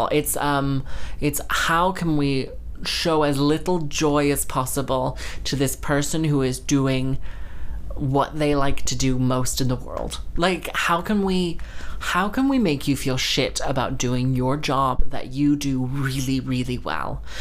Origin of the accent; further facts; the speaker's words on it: Texas, United States; also born or lived in London; And I was like, yes, I grew up in Texas and, and London.